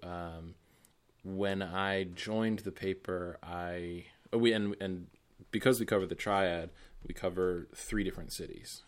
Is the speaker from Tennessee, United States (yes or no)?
no; Boston, Massachusetts, United States; moved away; growing up in Boston